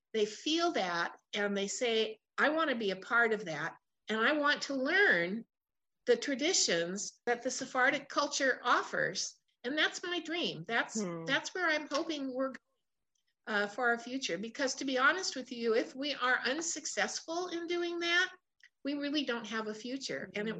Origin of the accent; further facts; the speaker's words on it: Portland, United States; I was born and raised in Portland